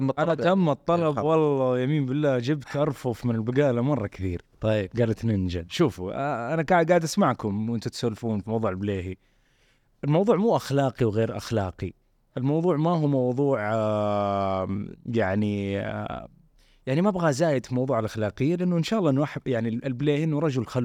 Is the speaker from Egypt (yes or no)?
no; Saudi Arabia; بس احنا كسعوديين عندنا معاك ارتباط عاطفي مره مهم